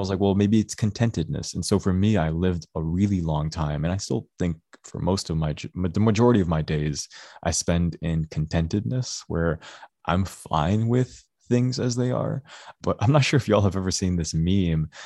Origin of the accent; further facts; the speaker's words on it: Dearborn, Michigan, United States; I grew up in Dearborn